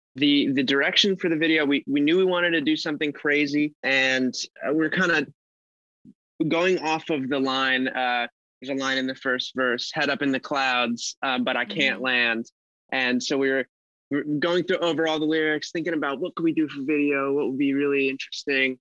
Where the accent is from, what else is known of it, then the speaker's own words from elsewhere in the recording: Los Angeles, California, United States; I am from Los Angeles, California